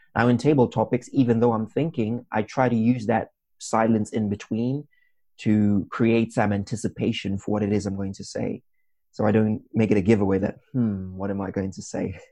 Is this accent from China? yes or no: no; Zimbabwe; moved away as an adult; now in Wrocław, Poland; I come from Zimbabwe